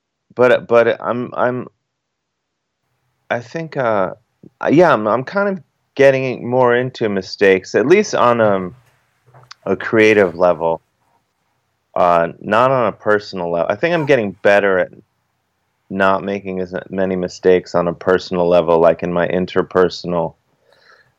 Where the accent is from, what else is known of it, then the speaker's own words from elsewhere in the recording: Cleveland, Ohio, United States; now in New York City, United States; I'm originally from Cleveland, Ohio